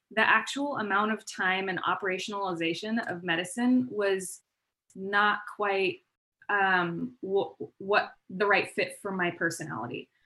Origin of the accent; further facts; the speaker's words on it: Palm Springs, California, United States; also born or lived in Bay Area / Denver; now in San Diego, United States; I grew up in Palm Springs and then I, um, so I pretty much stayed there for a majority of my, my upbringing